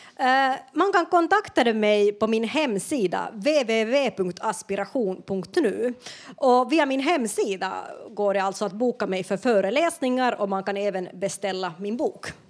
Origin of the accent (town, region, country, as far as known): Finland; moved away as an adult; now in Sweden